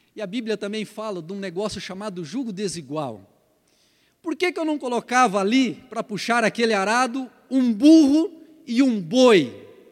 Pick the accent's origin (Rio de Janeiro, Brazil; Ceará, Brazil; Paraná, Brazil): Paraná, Brazil; moved away; lá no Paraná, de onde eu vim, a gente chama isso de canga